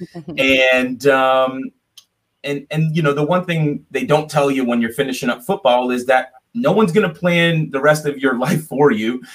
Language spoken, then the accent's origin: English; South Florida, United States; I'm from South Florida originally.